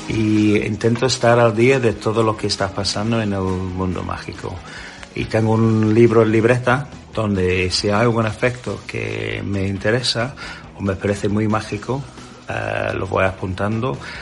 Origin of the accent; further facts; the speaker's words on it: England, United Kingdom; Spanish is a second language; now in Spain; soy un inglés, un inglés que vino hace casi 25 años a vivir aquí a España